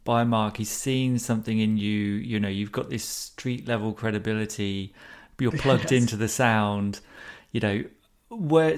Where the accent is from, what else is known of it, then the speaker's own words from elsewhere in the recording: United Kingdom; as a British guy